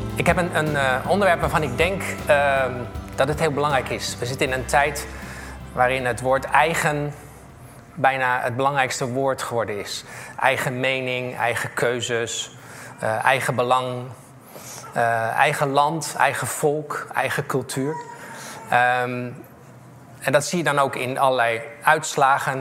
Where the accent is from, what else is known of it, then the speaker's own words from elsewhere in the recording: The Hague, South Holland, Netherlands; also born or lived in Wageningen; ik ben opgegroeid in Scheveningen